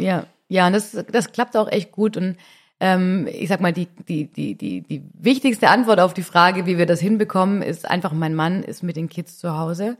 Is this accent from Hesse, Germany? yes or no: no; Swabia, Baden-Württemberg, Germany; Ich bin nämlich auch Mädle vom Land ich komme aus dem Schwaberländle